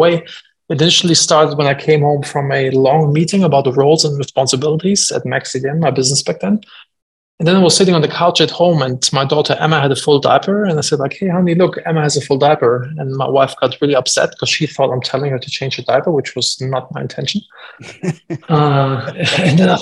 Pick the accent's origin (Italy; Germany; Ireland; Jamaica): Germany; moved away; I'm from Germany originally